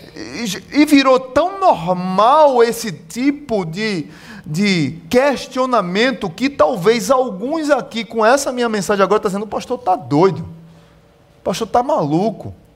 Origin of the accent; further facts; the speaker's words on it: Pernambuco, Brazil; eu sou pernambucano mesmo